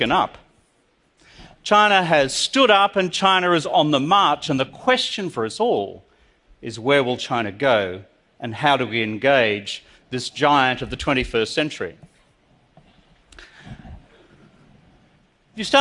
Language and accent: English; Australia; I'm from Australia